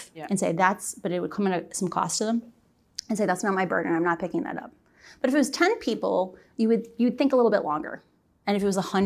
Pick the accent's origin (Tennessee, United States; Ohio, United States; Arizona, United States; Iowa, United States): Iowa, United States; I'm a Midwesterner. I'm from Iowa, you know, Southern Canada